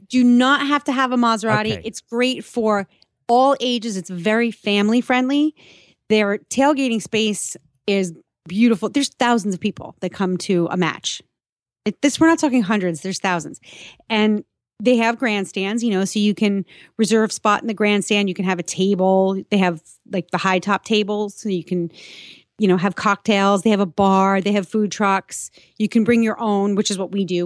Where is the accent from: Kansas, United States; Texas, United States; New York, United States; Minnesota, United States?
New York, United States; moved away as an adult; also born or lived in Boston, Massachusetts; now in south of Boston, United States; I grew up in New York. I lived for most of my adult life in Boston, you know, 20, 22 years